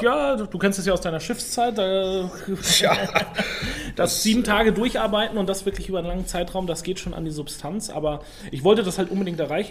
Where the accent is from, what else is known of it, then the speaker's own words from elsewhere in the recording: Rhön, Franconia, Bavaria, Germany; Ich komme aus Franken, aus einer Weinbauregion